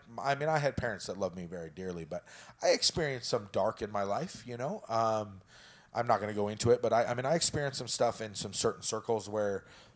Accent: Prescott, Arizona, United States; so I grew up in Prescott, right? We are as white can get.

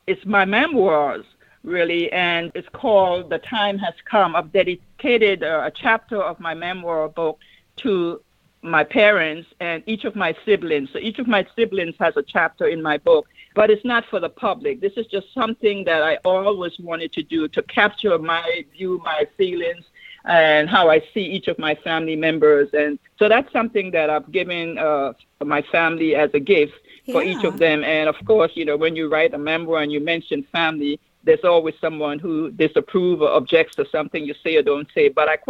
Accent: U.S. Virgin Islands; I have also traveled to my hometown in the Virgin Islands and was a guest speaker at the commencement.

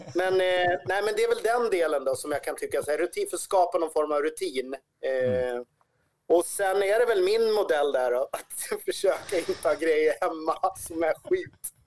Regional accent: Sweden; vår chans som svenskar

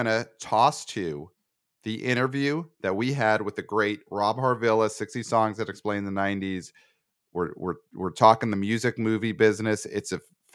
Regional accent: New York, United States; I'm a New Yorker

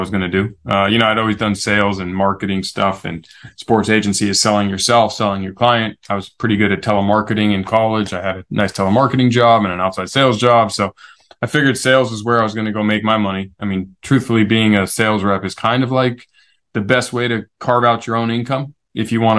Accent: San Diego, California, United States; born and raised San Diego. First American born in my family

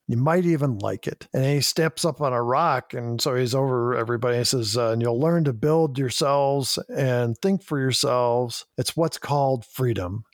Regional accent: Chicago, Illinois, United States; we're both from Chicago

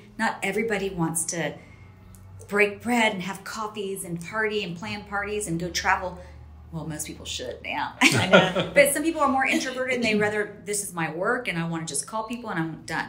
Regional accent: Spain; also born or lived in Texas; I'm from Spain originally. We both lived in Texas.

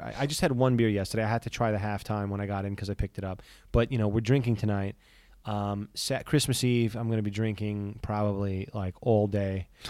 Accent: Astoria, New York, United States; They're literally, you know, maybe 5-6 blocks from where I grew up in Astoria.

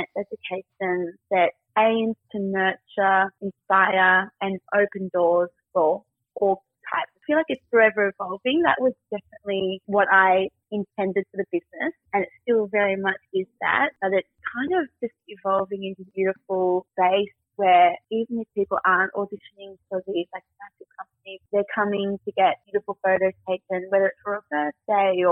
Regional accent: Newcastle, New South Wales, Australia; I grew up in Newcastle

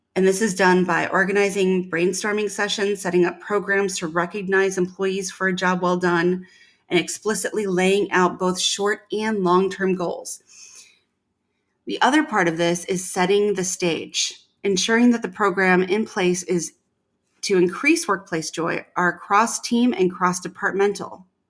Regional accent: Midwest, United States; moved away; I was from the Midwest

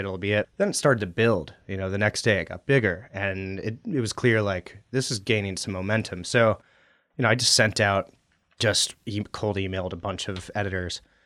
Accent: Anchorage, Alaska, United States; also born or lived in Western Washington / Middle East; I grew up in Anchorage

